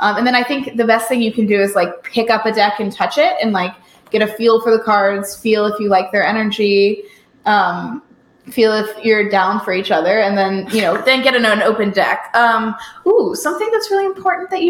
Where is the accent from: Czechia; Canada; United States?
United States; Virginia; I grew up in Virginia